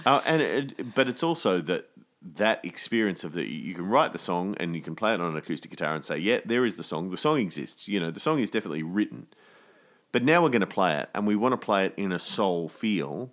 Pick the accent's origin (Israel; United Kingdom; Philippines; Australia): Australia; as Australian artists